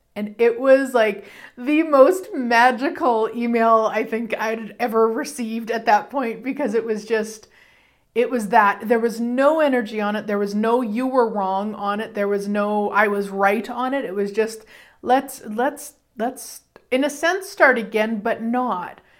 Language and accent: English; Canada; I'm Canadian